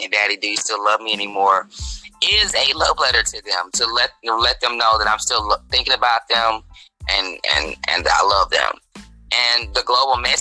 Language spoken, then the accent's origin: English; Dallas, Texas, United States; moved away; also born or lived in St. Louis, Missouri; I am born and raised in Dallas, Texas. Spent a considerable time in St. Louis, Missouri